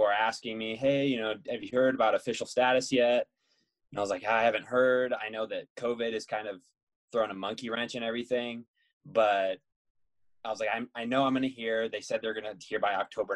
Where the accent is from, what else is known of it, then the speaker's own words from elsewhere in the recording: Anchorage, Alaska, United States; moved away; I'm from Anchorage